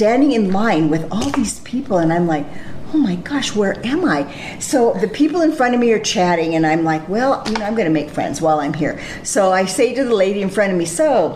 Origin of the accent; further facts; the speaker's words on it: California, United States; moved away as an adult; I'm from California